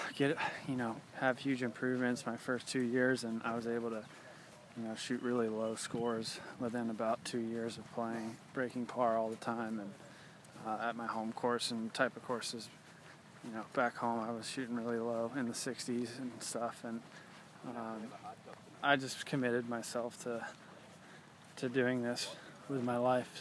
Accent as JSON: {"language": "English", "region": "Georgia", "country": "United States", "tie": "born or raised there", "also_born_or_lived": "Dallas, Texas / Boston, Massachusetts", "said": "I was born in Dallas, but my family's from Boston, and I lived in Boston briefly, too, but grew up really in Georgia"}